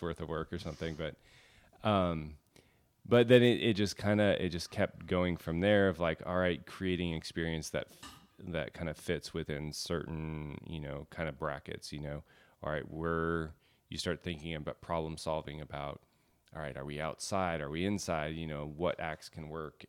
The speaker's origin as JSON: {"language": "English", "region": "Alaska", "country": "United States", "tie": "born or raised there", "said": "growing up in Alaska"}